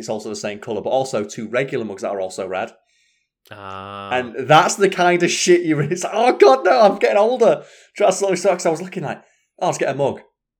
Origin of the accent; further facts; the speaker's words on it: Scunthorpe, Yorkshire and the Humber, United Kingdom; also born or lived in Sheffield; I'm from Sheffield. I'm originally from Scunthorpe, aren't I?